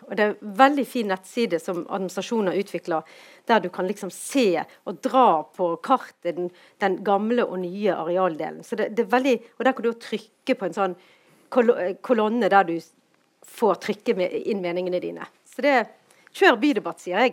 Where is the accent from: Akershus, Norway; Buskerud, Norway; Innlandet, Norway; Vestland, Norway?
Vestland, Norway; Bergen